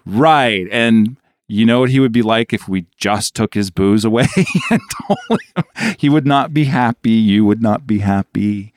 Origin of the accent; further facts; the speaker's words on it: New York, United States; as a New Yorker